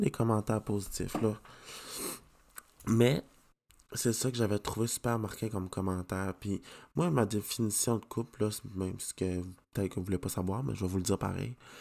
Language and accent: French; Canada; je suis content d'être Canadien